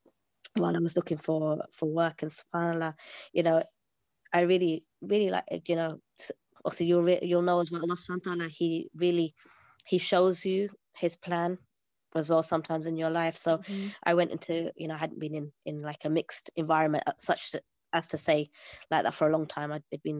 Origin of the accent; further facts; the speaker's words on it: Pakistan; So I'm Pakistani, so everybody understands.